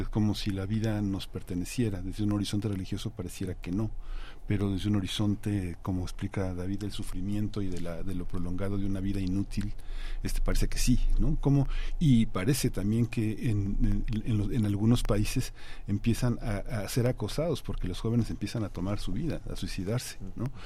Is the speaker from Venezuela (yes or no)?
no; Colombia; ahora que tú comentas soy colombiano hay una hay una idea de la muerte que ha atravesado el continente